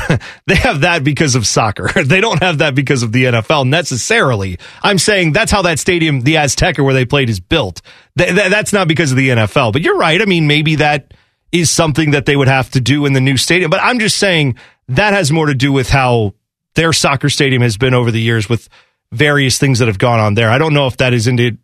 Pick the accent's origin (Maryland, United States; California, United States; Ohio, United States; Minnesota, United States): Ohio, United States; Columbus; I'm from Columbus. I've lived here my whole life.